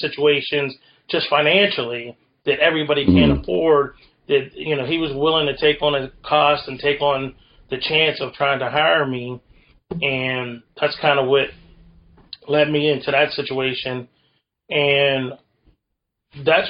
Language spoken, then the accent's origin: English; Western Pennsylvania, United States; I'm from Western Pennsylvania